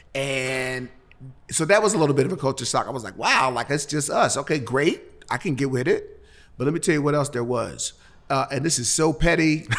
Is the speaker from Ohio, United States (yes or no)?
yes; Cincinnati, Ohio, United States; moved away as an adult; now in Nashville, United States; I'm from Cincinnati